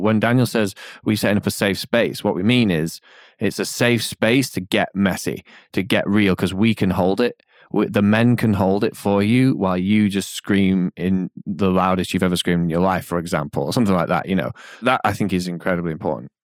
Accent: England, United Kingdom; moved away; in being English and, but, but not just, it's not about being English, it's about living out here

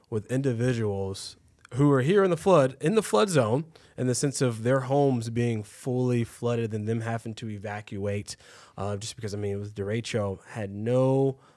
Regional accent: Waco, Texas, United States; moved away as an adult; now in Cedar Rapids, United States; I'm originally from Waco, Texas.

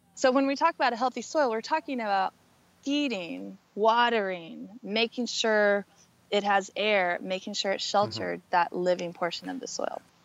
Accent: Southern Oregon, United States; I went back to work with farmers in, in my hometown in Southern Oregon

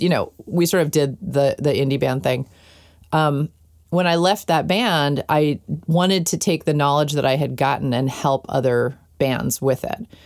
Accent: New York City, New York, United States; I grew up in New York City, in Manhattan, in an apartment in Manhattan.

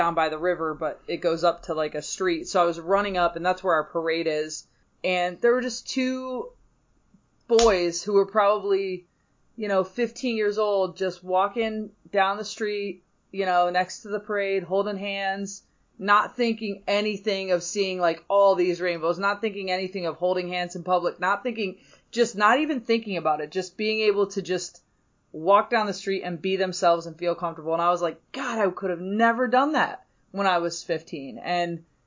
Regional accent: Bedford, Michigan, United States; I went to high school right over the line into Michigan in a little township called Bedford

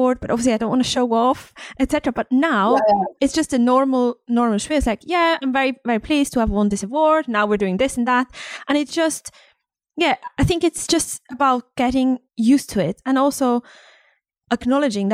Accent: Switzerland; now in United Kingdom; I'm from Switzerland

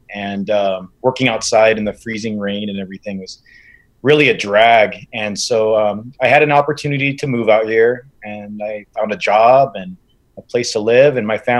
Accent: Washington, United States; moved away as an adult; now in Kauai, United States; I was born in Washington State. I was born and raised there. And I came to Kauai really for a better opportunity at life and just a better lifestyle.

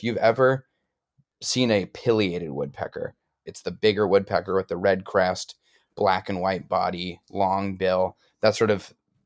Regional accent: Amherst, Massachusetts, United States; from Amherst, Massachusetts originally, so a local boy

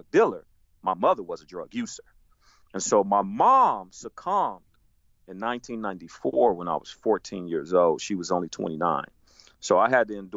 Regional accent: Chicago, Illinois, United States; I was born on the south side of Chicago. I grew up in the Ida B. Wells housing projects in the Bronzeville community

